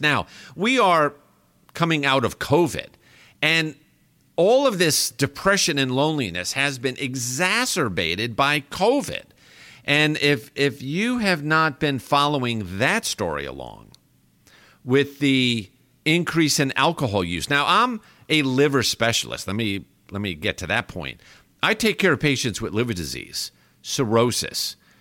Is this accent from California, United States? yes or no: no; New York, United States; moved away as an adult; now in Texas, United States; I grew up in New York